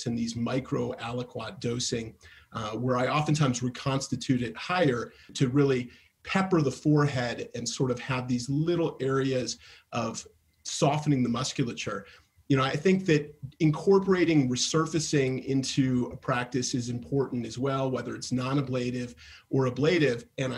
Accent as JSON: {"language": "English", "town": "Denver", "region": "Colorado", "country": "United States", "said": "from Denver, Colorado."}